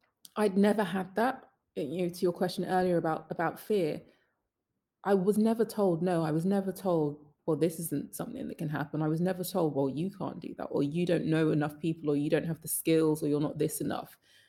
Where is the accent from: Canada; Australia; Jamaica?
Jamaica; And then going back to being Jamaican, Jamaicans do not say they are coming second in anything.